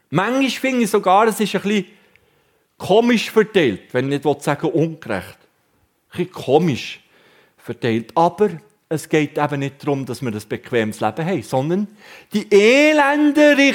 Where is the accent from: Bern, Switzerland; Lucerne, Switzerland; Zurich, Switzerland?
Bern, Switzerland; Wabern; Und jetzt kann ich euch als Berner darüber aufklären, die Raben waren bis im Jahr 2012 geschützt bei uns zu Wabern.